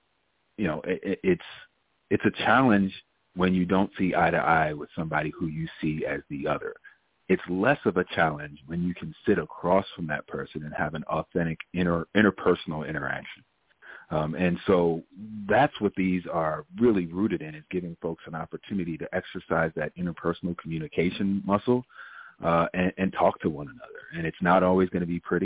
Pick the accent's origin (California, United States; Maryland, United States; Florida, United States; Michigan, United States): Maryland, United States; moved away as an adult; also born or lived in Ohio; born and raised in Maryland, went to school in Appalachia at Ohio University, and then kind of did my westward expansion across the country